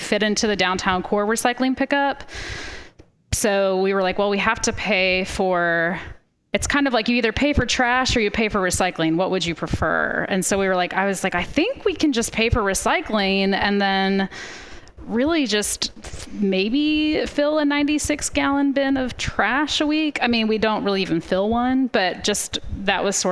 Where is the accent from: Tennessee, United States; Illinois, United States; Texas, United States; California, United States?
Illinois, United States; Sandwich; I'm from a very small rural town called Sandwich, Illinois.